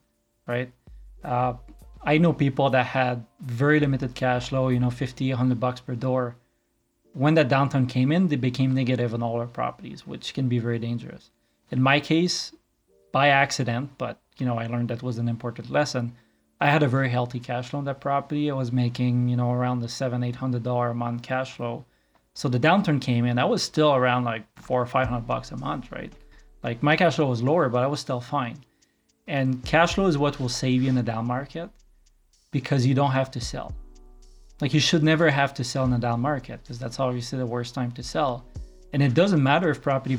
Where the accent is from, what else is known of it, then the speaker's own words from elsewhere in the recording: Quebec, Canada; moved away as an adult; now in Calgary, Canada; I grew up in Quebec and moved here 11 years ago.